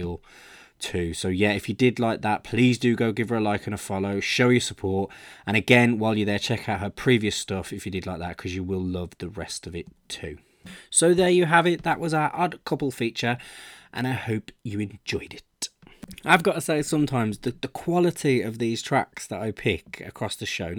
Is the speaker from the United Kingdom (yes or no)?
yes; Birmingham, West Midlands, United Kingdom; Birmingham, my hometown